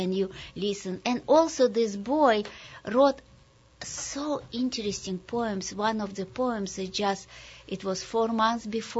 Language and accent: English; Sharhorod, Vinnytsia Oblast, Ukraine; English is a second language; also born or lived in Kazakhstan; Yes, I grew up when I was born in Kazakhstan. And then my mother brought me to Ukraine, where in the little shtetl, Jewish shtetl, my grandmother was.